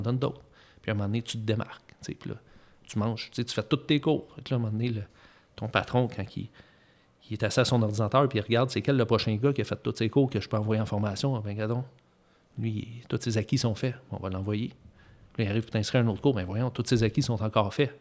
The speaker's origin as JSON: {"language": "French", "region": "Eastern Canada", "country": "Canada", "said": "on est de l'Est du Canada."}